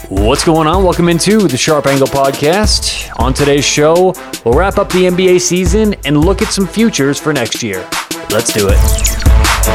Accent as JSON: {"language": "English", "town": "Denver", "region": "Colorado", "country": "United States", "said": "I'm from Denver"}